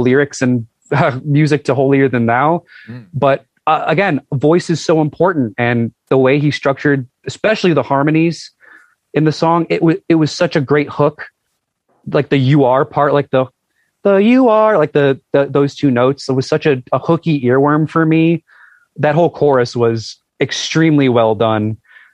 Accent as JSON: {"language": "English", "town": "Buffalo", "region": "New York", "country": "United States", "tie": "born or raised there", "said": "in Buffalo, my hometown"}